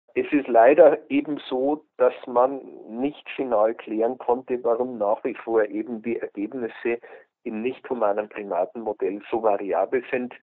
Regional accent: Germany; bei uns in Deutschland

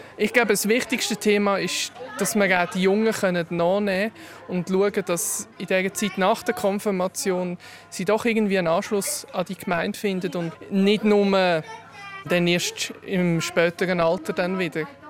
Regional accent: Gipf-Oberfrick, Aargau, Switzerland; Ich bin hier aufgewachsen in Gipfobenfrick, gerade nebenan

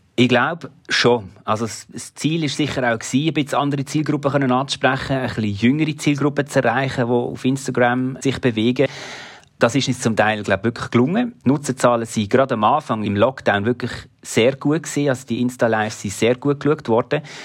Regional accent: Switzerland; Basel ist so ein bisschen wie meine Heimatstadt

